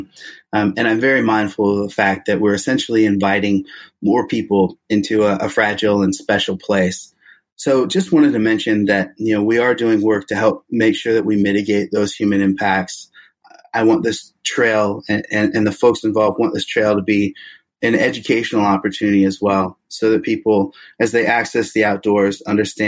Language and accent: English; Wheeler, Oregon, United States; also born or lived in Manzanita, Oregon; I grew up with family in Tillamook County, in Wheeler and Manzanita specifically